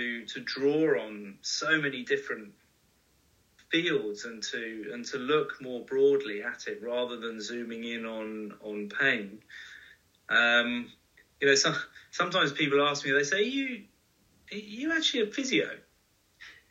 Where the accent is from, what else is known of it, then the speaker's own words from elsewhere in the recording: United Kingdom; as a Brit, we moan.